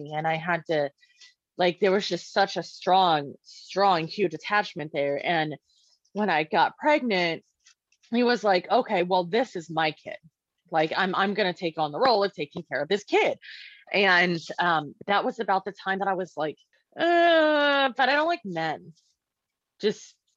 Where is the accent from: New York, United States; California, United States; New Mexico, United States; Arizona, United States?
Arizona, United States; Maricopa County; I was actually born in a prison. I was born in the Maricopa County State Women's Facility or Women's Correctional Facility.